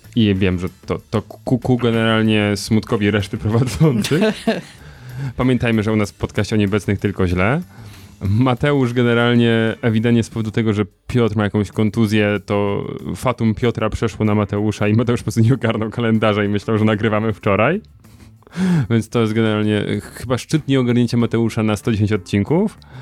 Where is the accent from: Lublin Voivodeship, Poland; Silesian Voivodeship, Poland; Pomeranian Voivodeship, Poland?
Silesian Voivodeship, Poland; Sosnowiec; wywodzę się z pl, e, liceum Azji. Plater, nie, liceum Plater i e, w Sosnowcu